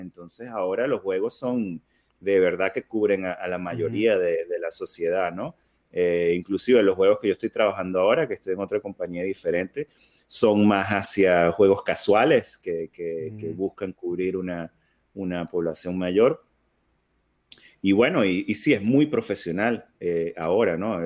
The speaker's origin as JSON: {"language": "Spanish", "country": "Venezuela", "tie": "born or raised there", "moved": "yes", "lives_now": "United States", "said": "yo soy, soy venezolano de nacimiento. Eh, tengo muchos años que me mudé a, Estados Unidos con, con, mi familia"}